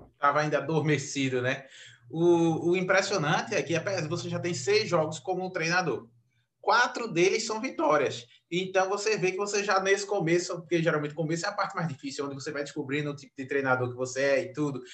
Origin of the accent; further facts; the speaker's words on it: Recife, Pernambuco, Brazil; eu sou de Recife